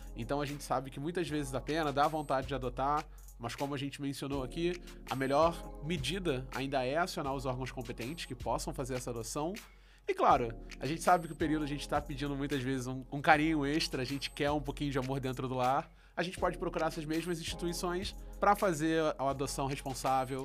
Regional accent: Rio de Janeiro, Brazil; eu sou do Rio

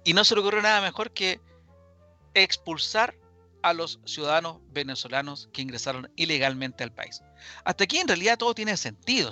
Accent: Chile; Yo como chileno

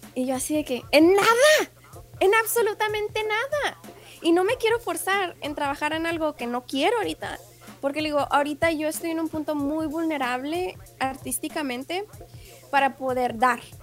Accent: Ciudad Juárez, Chihuahua, Mexico; moved away as an adult; also born or lived in El Paso, Texas / Utah; now in United States; es fronterizo de Ciudad Juárez

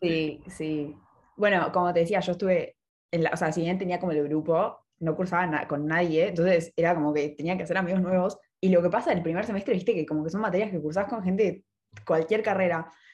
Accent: Buenos Aires, Argentina; yo soy porteña

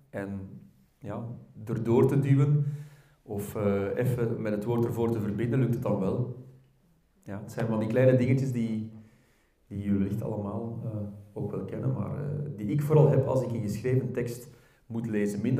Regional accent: Belgium; accent: verkavelingsvlaams; ik merk als ik gewoon praat in mijn, in mijn eigen dialect of verkavelingsvlaams, hoe je het ook wil noemen, met vrienden

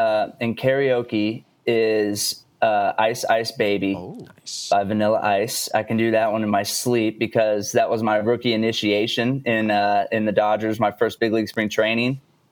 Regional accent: Texas, United States; growing up in Texas, it's a big state. So I was always a little bit spread out from family.

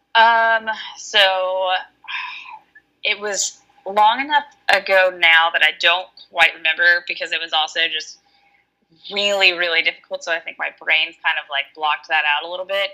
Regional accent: Alabama, United States; now in Washington, United States; I am from Alabama, but I live in Washington.

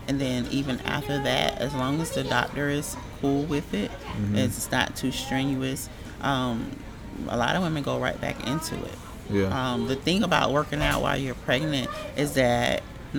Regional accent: Augusta, Georgia, United States; I'm originally from Augusta, born and raised

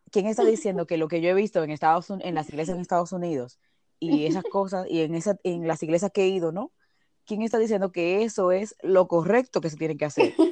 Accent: Dominican Republic; now in Spain; cuando yo me mudé de República Dominicana aquí, a la iglesia actual que asisto en España

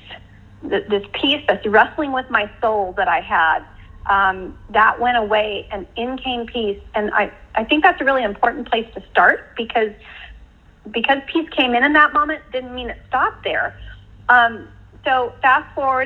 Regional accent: United States; I'm from America

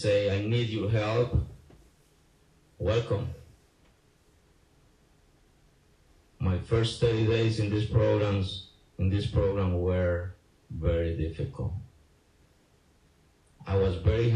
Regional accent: San Jose, Costa Rica; moved away as an adult; also born or lived in North Hollywood; I was born in San Jose, Costa Rica.

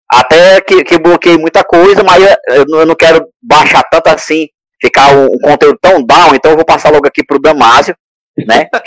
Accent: Northeast Region, Brazil; Vou falar como bom nordestino, o tempero é diferente.

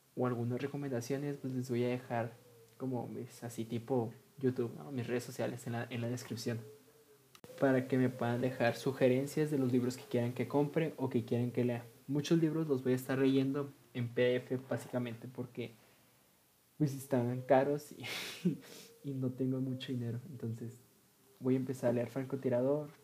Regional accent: Ciudad Juárez, Chihuahua, Mexico; soy originario de Ciudad Juárez, Chihuahua, que está localizado en México.

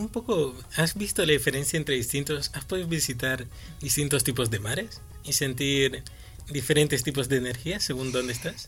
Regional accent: Madrid, Community of Madrid, Spain; yo soy de Vicálvaro

